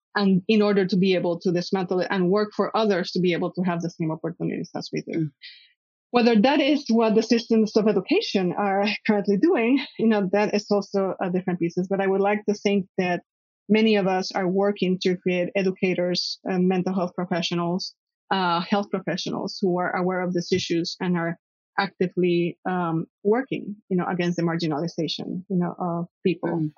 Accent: Puerto Rico; I was uh, born and raised in Puerto Rico

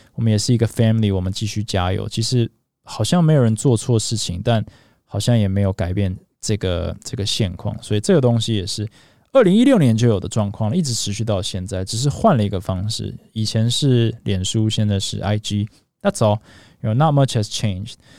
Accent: Taiwan; moved away; also born or lived in United States; 虽然我在台湾长大

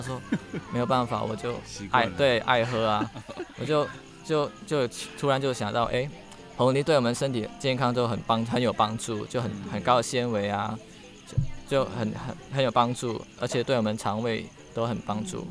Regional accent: Indonesia; accent: a bit of a Singaporean or Malaysian accent; moved away as an adult; also born or lived in near Batam Island, Indonesia; now in Taiwan; 我来自印尼

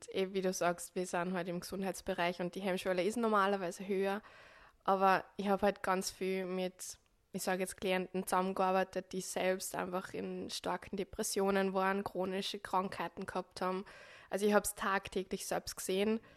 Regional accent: Upper Austria, Austria; accent: Upper Austrian dialect; now in Switzerland; Ursprünglich hört man es auch im Dialekt. Ich komme aus Oberösterreich, ähm, bin aber jetzt seit 2019 im November in der Schweiz als Physiotherapeutin tätig

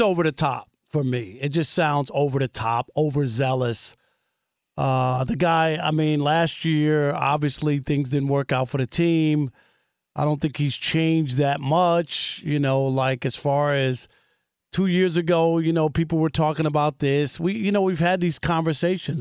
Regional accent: New York, United States; I grew up in New York

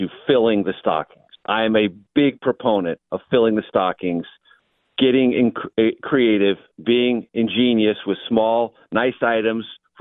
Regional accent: San Diego, California, United States; moved away as an adult; now in Washington, D.C., United States; San Diego, where I grew up

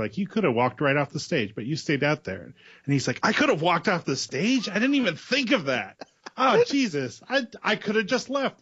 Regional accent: Holland, Massachusetts, United States; moved away as an adult; also born or lived in Arkansas / New Jersey; now in Providence, United States; I grew up in Holland, Massachusetts

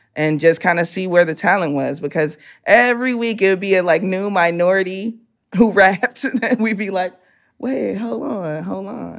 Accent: Chicago, Illinois, United States; I'm a kid from the hood

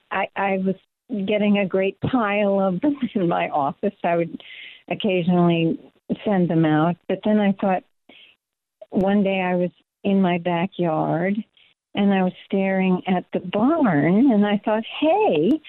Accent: Louisville, Kentucky, United States; moved away as an adult; also born or lived in New York / Bucks County, Pennsylvania; now in Pennsylvania, United States; I was born in Louisville, Kentucky, outside of the city

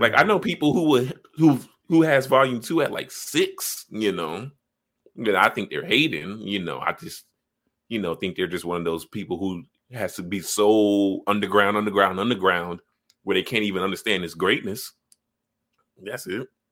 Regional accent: Chicago, Illinois, United States; I grew up on the south side

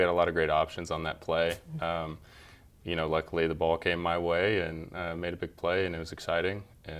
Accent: Texas, United States; growing up in Texas, I mean, football is king.

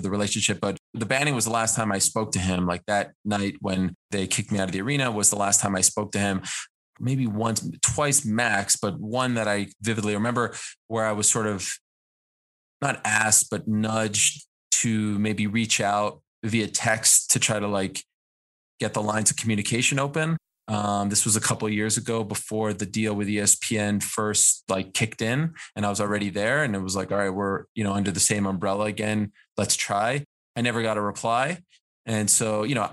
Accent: Montreal, Quebec, Canada; when I was growing up in Montreal

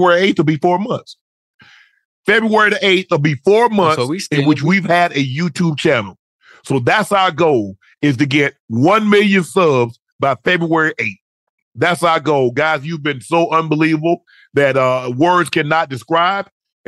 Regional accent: Long Island, New York, United States; Well, I was from Strong Island.

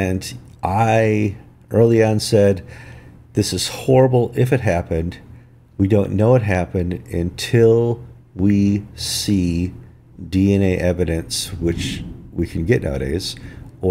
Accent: northern Wisconsin, United States; I grew up in Wisconsin, in northern Wisconsin, and I grew up next to the Chippewa Reservation

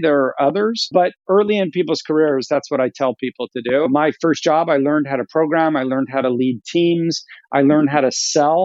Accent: Sacramento, California, United States; also born or lived in Philadelphia; I actually grew up in Northern California in what I affectionately call the Midwest of California, which is Sacramento

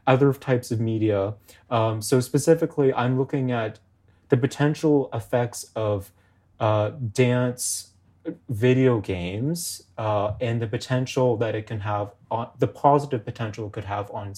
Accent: Toronto, Ontario, Canada; I'm from Toronto. I grew up in Toronto

